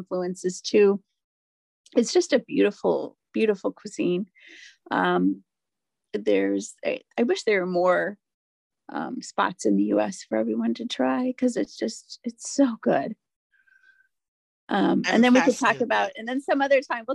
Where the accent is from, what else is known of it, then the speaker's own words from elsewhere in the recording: Ireland; I'm Irish